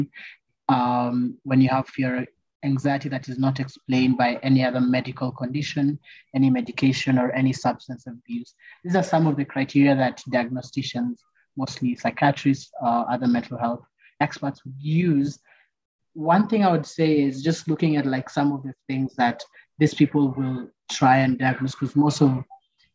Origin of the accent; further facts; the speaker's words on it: Kenya; As Kenyans